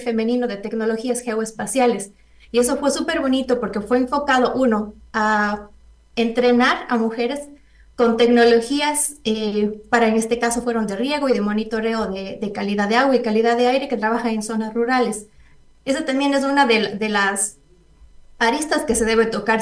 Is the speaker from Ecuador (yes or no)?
yes; Ecuador; moved away as an adult; also born or lived in Costa Rica; mujeres en ciencias de Ecuador, unas en Ecuador, otras que estamos fuera por un cierto periodo